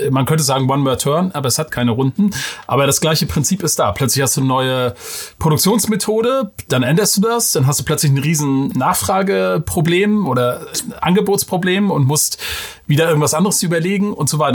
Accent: Mecklenburg-Vorpommern, Germany; Als Mecklenburger

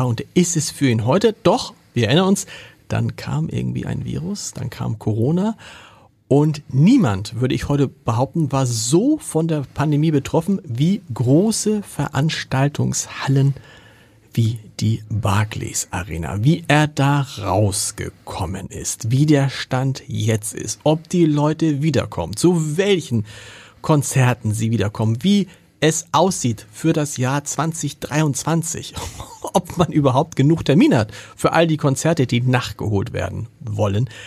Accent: Reutlingen, Baden-Württemberg, Germany; now in Hamburg, Germany; ich komme aus Reutlingen. Okay. Das liegt circa 40 Kilometer südlich von Stuttgart.

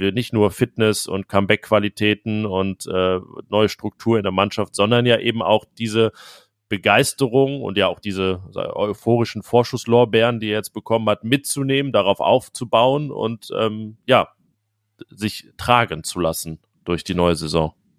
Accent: North Rhine-Westphalia, Germany; wo ich herkomme, ein äh, kleines Dorf am Niederrhein in der Nähe von Mönchengladbach

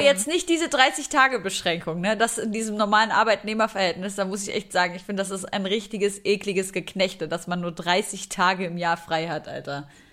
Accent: Syria; now in Germany; Ich komme aus Syrien

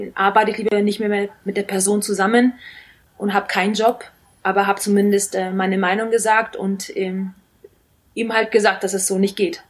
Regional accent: Nuremberg, Bavaria, Germany; born or raised there; moved away as an adult

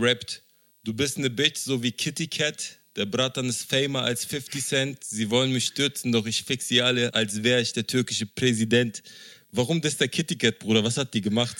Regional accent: Berlin, Germany; als ein Berliner Junge, der mit Hip-Hop aufgewachsen ist

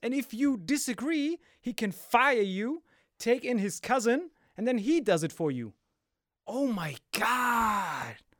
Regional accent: Morocco; I'm like from Morocco

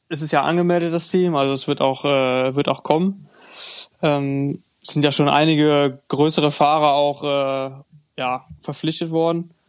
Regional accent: Germany; Nee, als Deutscher vielleicht nicht, aber ähm, ja, hier in Grenznähe kann man das noch, äh, kann man das noch äh, gelten lassen.

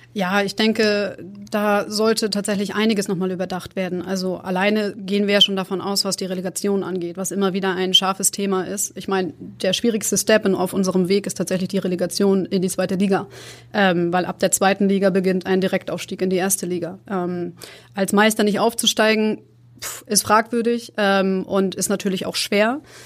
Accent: Rostock, Mecklenburg-Vorpommern, Germany; moved away; ich komme ursprünglich aus Rostock, das ist mein Geburtsort.

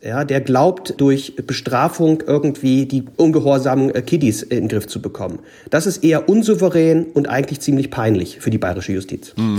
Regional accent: Gorleben area, Lower Saxony, Germany; ich komme ja aus der Ecke

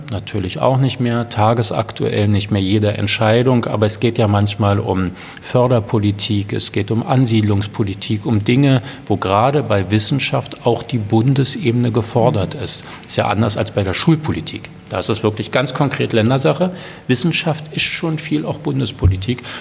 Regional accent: Berlin, Germany; Also Nein ich bin ja Berliner und, und äh, fiebere nach wie vor mit meiner Stadt mit.

